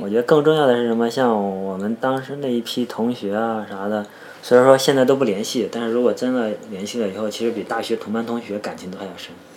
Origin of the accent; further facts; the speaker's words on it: Shandong, China; 我山东人嘛，对这个军旅情节多少是有点儿情节的